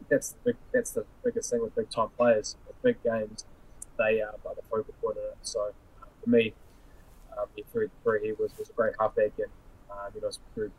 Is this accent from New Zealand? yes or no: yes; New Zealand; when I was growing up in New Zealand